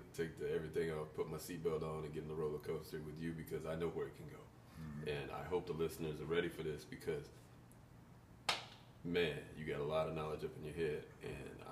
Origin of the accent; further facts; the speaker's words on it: Mississippi, United States; I'm from Mississippi